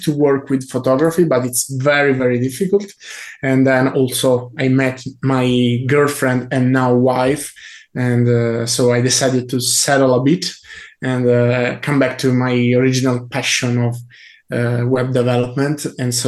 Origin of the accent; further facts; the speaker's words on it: Italy; I come from Italy